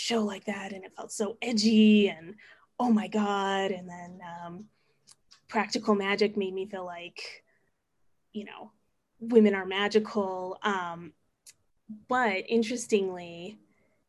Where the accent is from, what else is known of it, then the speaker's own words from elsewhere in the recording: Albuquerque, New Mexico, United States; I am full-time faculty at a community college in Albuquerque, New Mexico. That's my hometown.